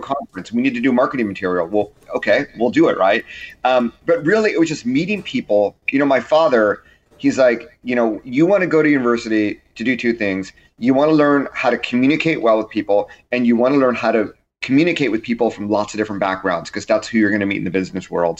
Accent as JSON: {"language": "English", "region": "Southern California", "country": "United States", "tie": "born or raised there", "said": "I grew up in Southern California"}